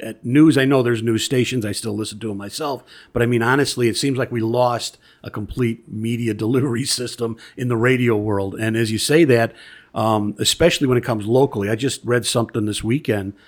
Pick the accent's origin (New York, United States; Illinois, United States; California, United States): Illinois, United States; Bellwood; I grew up in Bellwood